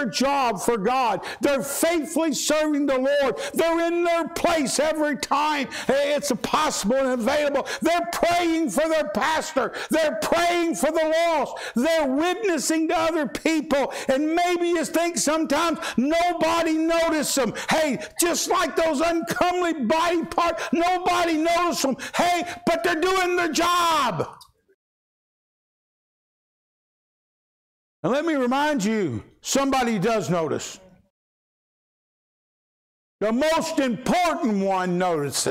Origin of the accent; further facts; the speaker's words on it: Louisville, Kentucky, United States; When I was a kid growing up in Louisville, Kentucky, concrete jungle, I went barefoot